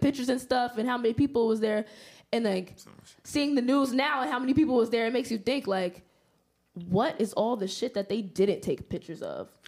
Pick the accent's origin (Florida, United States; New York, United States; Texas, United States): New York, United States; growing up in New York, like, like I said before, Harlem native